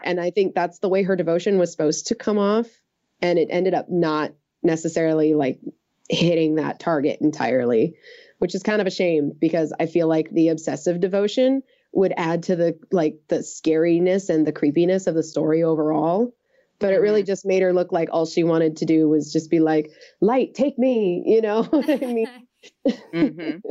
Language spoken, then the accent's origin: English; United States; I'm an American